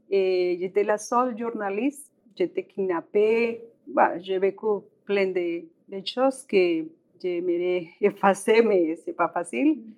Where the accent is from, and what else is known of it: Colombia; French is a second language; moved away as an adult; also born or lived in Montreal, Canada; now in Regina, Canada